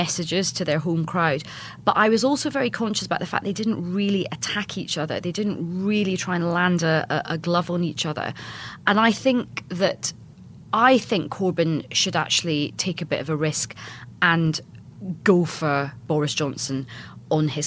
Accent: Scotland, United Kingdom; because I'm Scottish

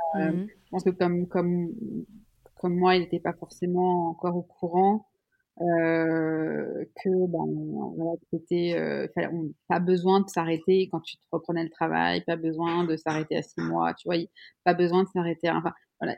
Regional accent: Switzerland; Je suis suisse

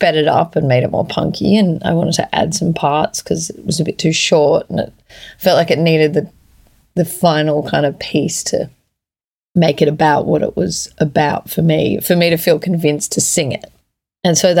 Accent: Australia; also born or lived in Edinburgh; me being Australian

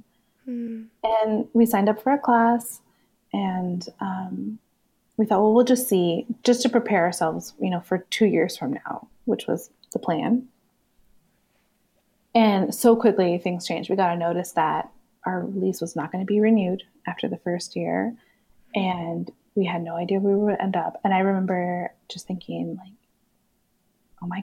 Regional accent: California, United States; moved away; I'm originally from California

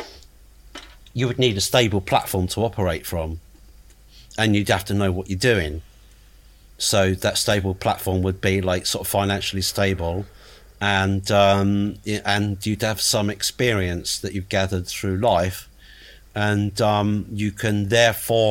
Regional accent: England, United Kingdom; moved away; back then I was living in England, and I'm from England originally

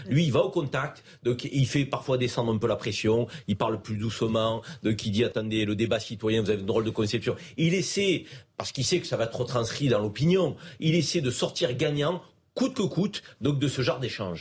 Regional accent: Avignon, Provence-Alpes-Côte d'Azur, France; le Vaucluse, Avignon, moi c'est ma ville, hein. je suis né à Avignon, donc je connais bien

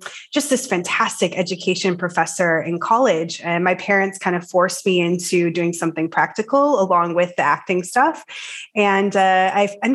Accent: United States; moved away as an adult; now in Denmark; I'm American, but I live in Denmark right now

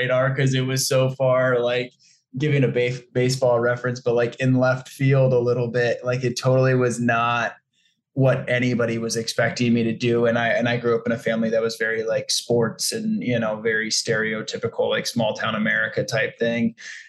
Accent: Colorado, United States; also born or lived in New York City / New Orleans; now in New York / New Orleans, United States; I grew up in Colorado.

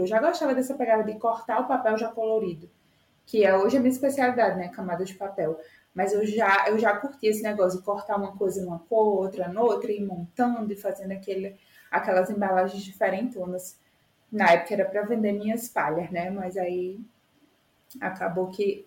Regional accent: Itajá, Rio Grande do Norte, Brazil; moved away as an adult; also born or lived in Natal, Brazil; now in São Paulo, Brazil; eu sou de Itajá, Rio Grande do Norte

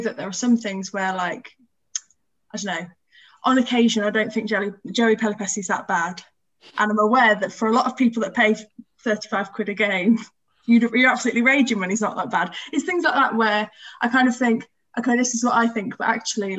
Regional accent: Wiltshire, South West England, United Kingdom; moved away as an adult; now in Sheffield, United Kingdom; I am from Wiltshire originally

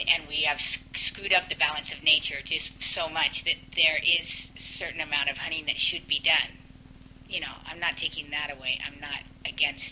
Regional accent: Idaho, United States; I was brought up in Idaho

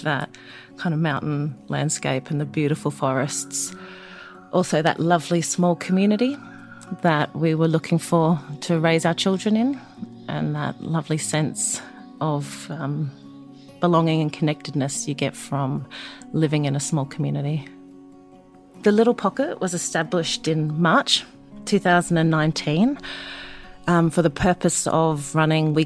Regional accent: Brisbane, Queensland, Australia; also born or lived in Eungella, Queensland; now in Beechmont, Australia; I grew up in Brisbane

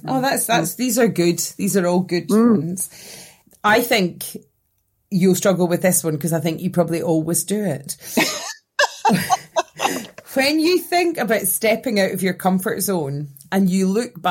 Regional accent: Scotland, United Kingdom; as a Scottish person

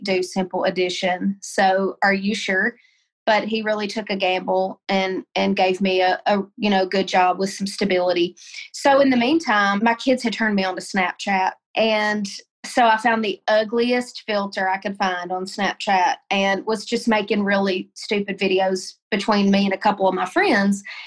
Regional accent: Tennessee, United States; moved away as an adult; also born or lived in Colorado; I moved home to Tennessee, moved in with my parents

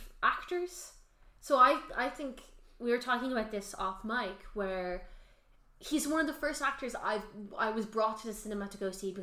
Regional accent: Ireland; We're Irish

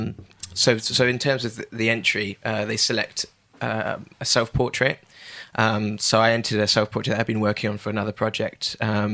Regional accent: Bath, South West England, United Kingdom; I grew up in Bath

